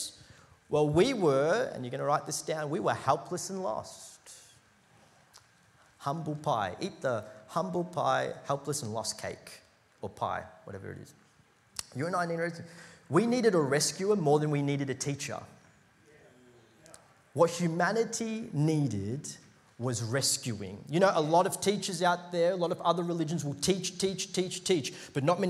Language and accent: English; India; I'm Indian.